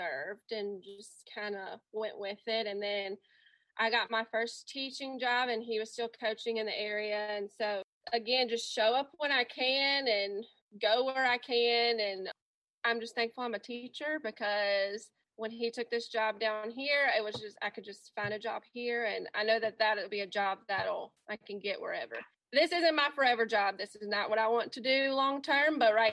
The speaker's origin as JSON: {"language": "English", "town": "Pearl", "region": "Mississippi", "country": "United States", "lives_now": "Summit, United States", "said": "we're both originally from the Jackson area. He's from Clinton, Mississippi, and I'm from Pearl, Mississippi. And I stayed there until we got married"}